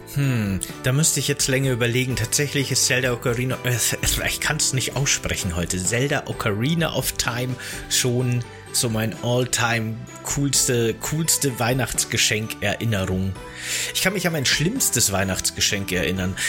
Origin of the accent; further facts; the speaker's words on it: Bavaria, Germany; in Bayern, wo ich aufgewachsen bin